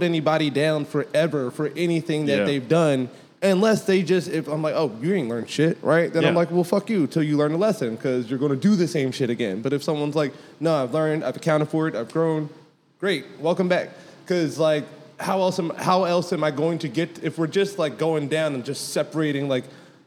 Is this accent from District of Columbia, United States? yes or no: no; Philadelphia, Pennsylvania, United States; moved away; I'm from Philadelphia.